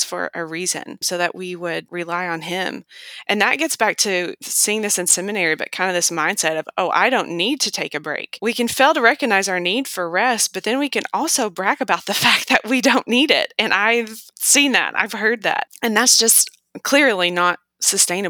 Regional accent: United States; as an American

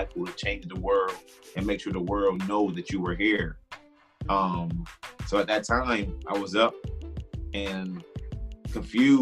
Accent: Harrisburg, Pennsylvania, United States; I'm from Harrisburg, PA

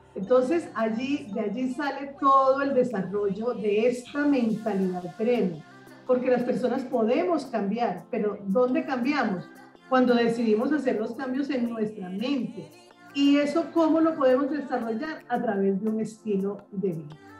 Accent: Barranquilla, Atlántico, Colombia; desde Barranquilla, mi ciudad natal, eh, Barranquilla, Colombia

